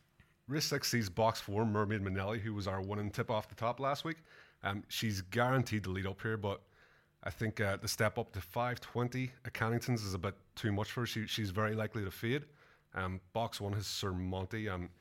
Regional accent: Strabane, Northern Ireland, United Kingdom; now in Australia; My hometown's called Strabane.

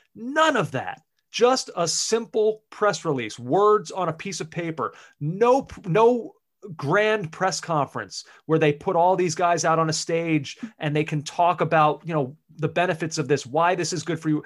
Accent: United States; as the American on this podcast

